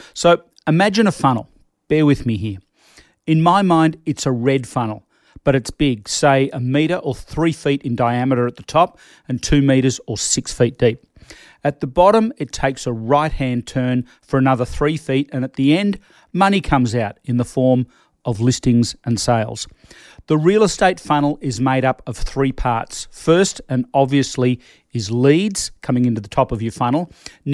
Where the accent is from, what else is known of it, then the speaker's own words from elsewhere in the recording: Australia; I'm Australian